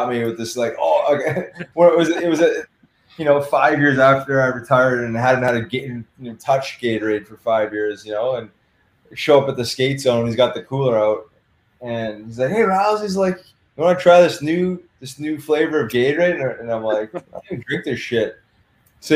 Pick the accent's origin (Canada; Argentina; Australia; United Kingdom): Canada; Winnipeg, Manitoba; I grew up in Winnipeg, Manitoba, and my parents had season tickets to Winnipeg Jets